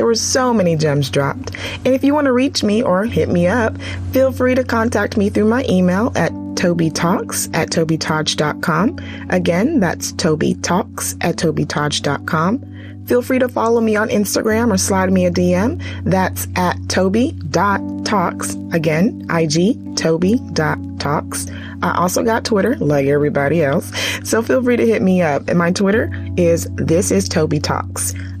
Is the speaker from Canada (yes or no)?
no; Nigeria; literally being Nigerian, our food is like number one thing to our hearts